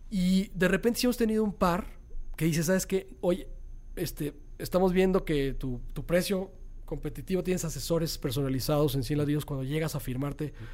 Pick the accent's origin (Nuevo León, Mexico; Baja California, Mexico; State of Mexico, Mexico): Nuevo León, Mexico; Monterrey; me gusta la bodeguita y está en Monterrey, en mi